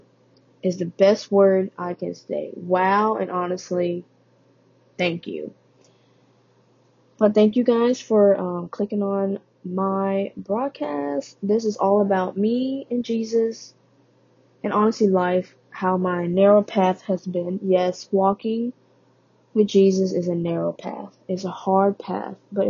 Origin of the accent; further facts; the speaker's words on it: Vietnam; moved away; I was born in Vietnam. I am Vietnamese